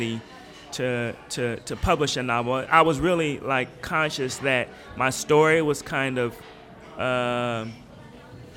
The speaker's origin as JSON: {"language": "English", "town": "Portland", "region": "Oregon", "country": "United States", "tie": "born or raised there", "moved": "yes", "said": "my kind of growing up in Portland, and not just Portland at large, but like a really small community in Portland, Northeast Portland"}